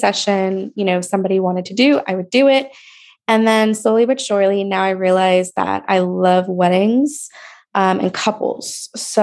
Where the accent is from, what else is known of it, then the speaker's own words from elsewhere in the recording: Port St. Lucie, Florida, United States; also born or lived in New York; now in Oviedo, United States; I'm from Port St. Lucie, like originally New York, but then we moved to Port St. Lucie.